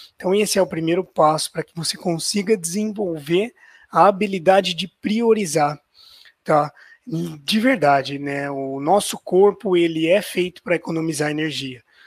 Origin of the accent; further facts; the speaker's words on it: Ribeirão Preto, São Paulo, Brazil; eu sou de Ribeirão Preto, estado de São Paulo